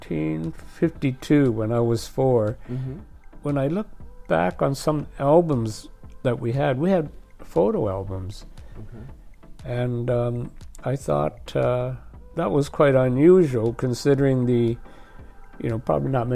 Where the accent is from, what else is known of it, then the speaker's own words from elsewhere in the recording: Trenton, Ontario, Canada; also born or lived in Taoyuan, China / Picton, Ontario; now in Japan; we were in a town called Trenton. Trenton, not a very big place.